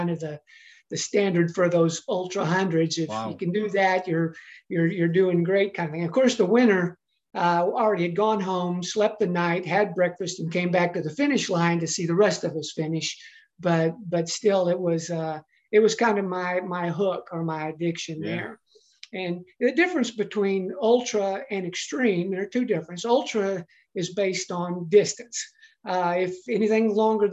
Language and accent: English; Texas, United States; growing up in Texas, which is where I did grow up